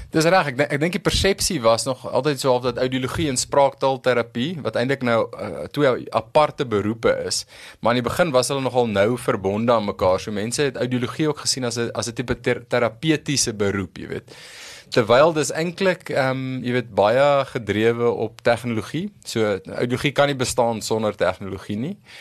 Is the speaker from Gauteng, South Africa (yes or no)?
yes; Pretoria, Gauteng, South Africa; groot geword in Waterkloof, eh, 'n uh, broer, 'n suster, so 'n regte Pretoria storie